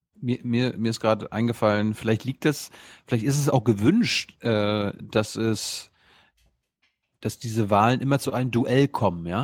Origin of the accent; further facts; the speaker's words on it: Germany; als Europäer, als Deutsche